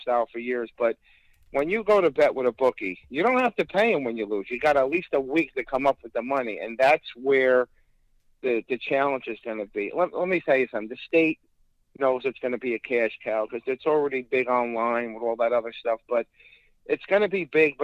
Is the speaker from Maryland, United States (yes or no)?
no; Newark, New Jersey, United States; I grew up in Newark.